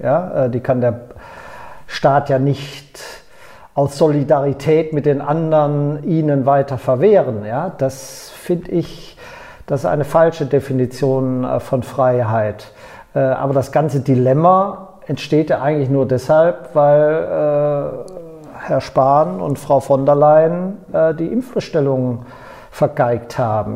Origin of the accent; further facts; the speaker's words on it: Bünde, North Rhine-Westphalia, Germany; also born or lived in Baden-Württemberg; in meiner Heimatstadt Bünde